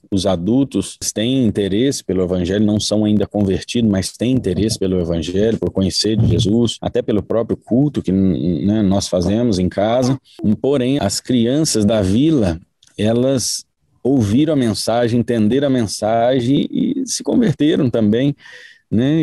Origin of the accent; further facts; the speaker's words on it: Brazil; moved away as an adult; now in Mongolia; nós somos brasileiros